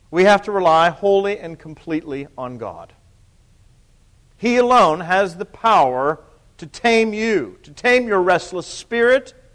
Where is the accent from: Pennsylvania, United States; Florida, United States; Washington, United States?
Pennsylvania, United States; I think most of you know I'm from Pennsylvania.